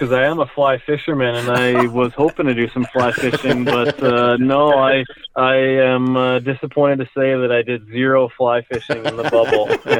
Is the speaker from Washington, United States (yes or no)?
yes; Spokane, Washington, United States; Yeah, I mean, Spokane, the hockey community is not huge compared to maybe some bigger markets in the U.S. or for sure in Canada.